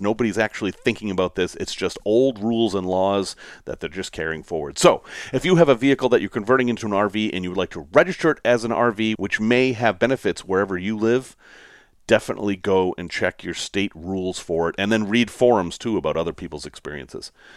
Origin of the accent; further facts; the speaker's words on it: Chicago, Illinois, United States; I'm from Chicago